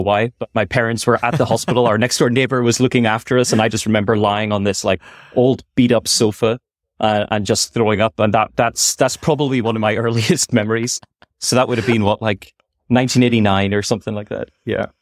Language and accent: English; Belfast, Northern Ireland, United Kingdom; moved away as an adult; also born or lived in Scotland / United States; now in Silicon Valley, United States; in Belfast, I grew up in North Road, uh, in Belfast